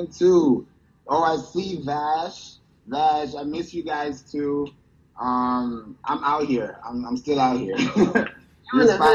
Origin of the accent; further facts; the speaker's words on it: New York, United States; and I'm from New York, so.